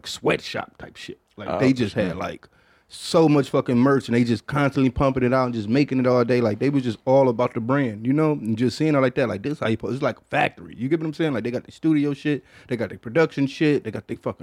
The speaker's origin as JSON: {"language": "English", "town": "Detroit", "region": "Michigan", "country": "United States", "said": "I'm from Detroit."}